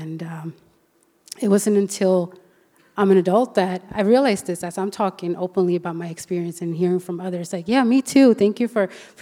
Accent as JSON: {"language": "English", "country": "Sweden", "tie": "born or raised there", "also_born_or_lived": "Colombia", "said": "when I was about 2 years old, I was adopted from Colombia to Sweden"}